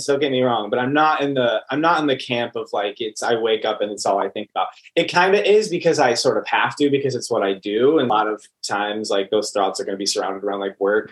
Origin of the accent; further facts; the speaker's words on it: Franklin, Wisconsin, United States; now in Los Angeles, United States; I am from... I'll say like very specifically like Franklin, Wisconsin, which is a suburb outside of Milwaukee. It's like 20, 25 minutes outside of Milwaukee. And born and raised.